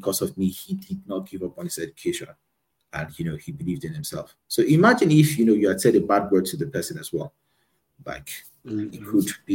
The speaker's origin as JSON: {"language": "English", "region": "Lagos", "country": "Nigeria", "tie": "born or raised there", "also_born_or_lived": "Abuja", "said": "I was born in Lagos and grew up in Lagos"}